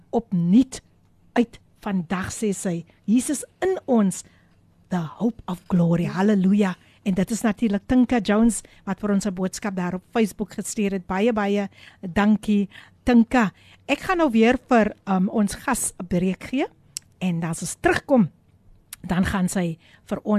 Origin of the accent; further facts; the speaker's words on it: Kalbaskraal, Western Cape, South Africa; Goeiemôre … van Kalbaskraal.